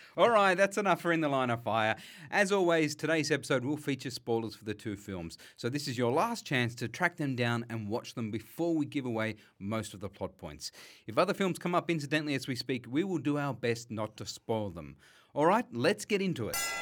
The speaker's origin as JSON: {"language": "English", "town": "Sydney", "region": "New South Wales", "country": "Australia", "tie": "born or raised there", "said": "we grew up together on Durra Gland, out in Western Sydney"}